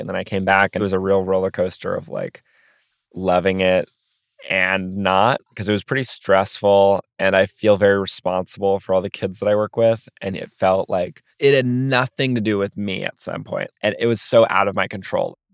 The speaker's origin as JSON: {"language": "English", "town": "New York City", "region": "New York", "country": "United States", "tie": "born or raised there", "also_born_or_lived": "Philadelphia", "said": "growing up in Brooklyn"}